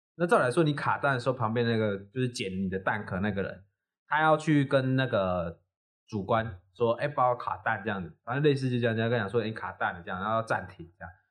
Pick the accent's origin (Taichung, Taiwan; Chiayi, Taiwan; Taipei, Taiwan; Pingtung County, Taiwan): Chiayi, Taiwan; 我们老家在那个嘉义